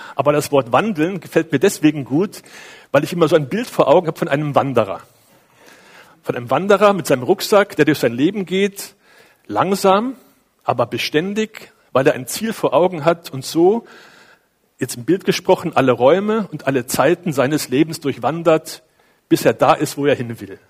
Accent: Cologne, North Rhine-Westphalia, Germany; now in Feldkirchen; bei uns in Köln

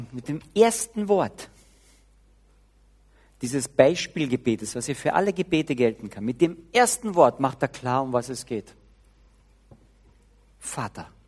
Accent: Carinthia, Austria; Ich muss, zumindest als Kärntner, muss ich Hochdeutsch beten.

